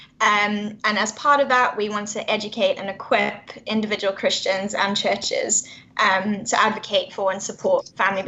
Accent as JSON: {"language": "English", "country": "South Africa", "moved": "as an adult", "lives_now": "United Kingdom", "said": "I am originally from South Africa"}